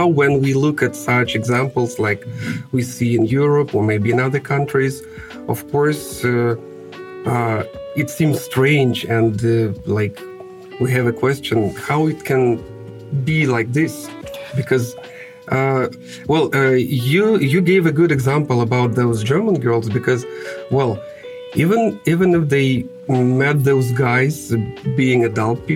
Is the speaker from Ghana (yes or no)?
no; Kazakhstan; English is a second language; now in Russia; I was born in Kazakhstan and I lived there for many years